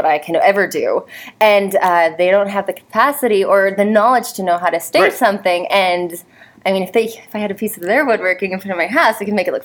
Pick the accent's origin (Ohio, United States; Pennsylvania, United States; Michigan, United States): Ohio, United States; now in Florida, United States; I'm now in Florida, but I grew up in Ohio